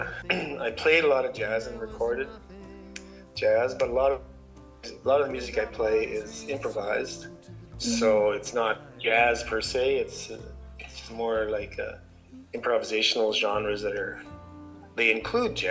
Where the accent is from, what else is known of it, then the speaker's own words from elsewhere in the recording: Ontario, Canada; moved away as an adult; now in Whitehorse, Canada; I grew up in Ontario